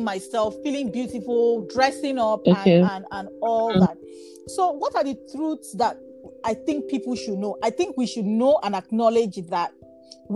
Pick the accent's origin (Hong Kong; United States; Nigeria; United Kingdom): Nigeria; Bayelsa; I'm from Bayelsa State, and my tribe is Nembe, and in my language